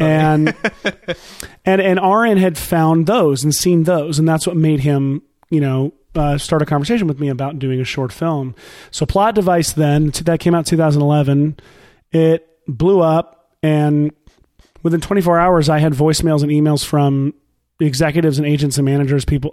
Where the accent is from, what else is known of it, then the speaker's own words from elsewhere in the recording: Nashville, Tennessee, United States; I'm from Nashville, here in Nashville, Tennessee